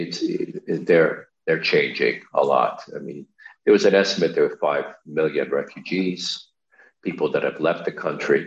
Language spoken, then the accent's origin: English; Maryland, United States; moved away as an adult; also born or lived in Russia / Ukraine; I was brought up on a farm in Maryland